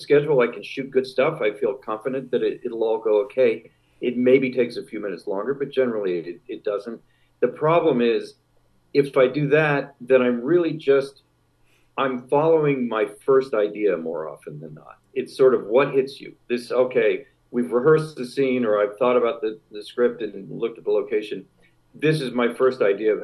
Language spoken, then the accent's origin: English; San Francisco, California, United States; I grew up in San Francisco